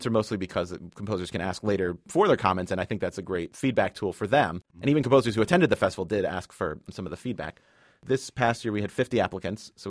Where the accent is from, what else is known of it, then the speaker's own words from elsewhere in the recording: Connecticut, United States; I'm from Connecticut